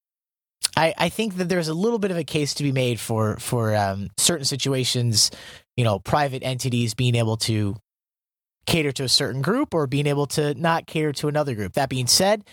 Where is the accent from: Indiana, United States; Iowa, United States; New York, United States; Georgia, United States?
Iowa, United States; I'm from Iowa.